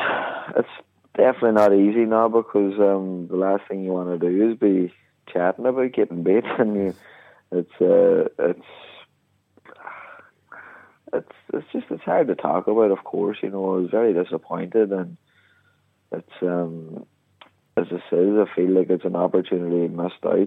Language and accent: English; Donegal, Ulster, Ireland; the Fun Valley Centre last night in my hometown